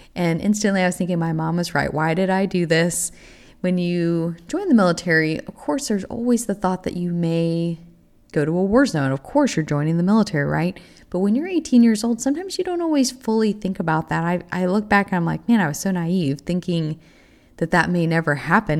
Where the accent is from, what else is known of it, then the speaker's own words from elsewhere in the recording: Texas, United States; moved away as an adult; also born or lived in Oklahoma; I am originally from Texas